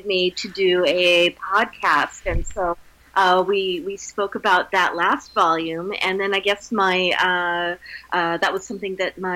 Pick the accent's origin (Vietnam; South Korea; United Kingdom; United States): United States; Wyoming; I grew up in Wyoming in the foothills of the Rocky Mountains